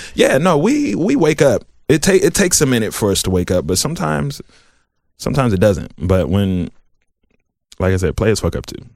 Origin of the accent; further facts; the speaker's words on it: Southfield, Michigan, United States; moved away as an adult; also born or lived in Columbus, Ohio; I'm from the South Side. I, I grew up in Southfield